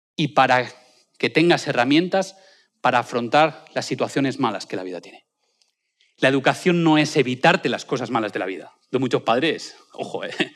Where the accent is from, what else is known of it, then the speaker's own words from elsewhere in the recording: a small town in Valencia, Valencian Community, Spain; now in Madrid, Spain; en mi pueblo, colegio de Albuisec, es un pueblo de Valencia muy pequeñito